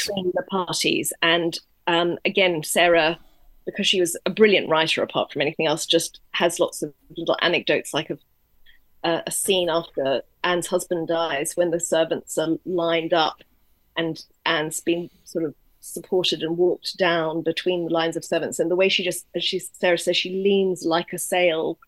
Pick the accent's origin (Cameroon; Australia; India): Australia; moved away; I'm originally Australian